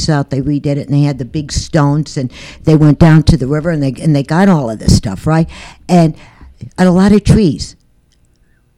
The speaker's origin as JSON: {"language": "English", "region": "New York", "country": "United States", "moved": "yes", "said": "I'm from New York"}